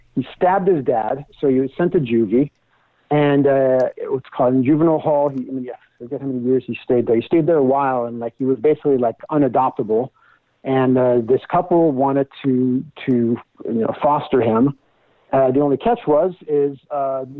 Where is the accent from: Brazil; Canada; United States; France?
France; moved away; I'm originally from France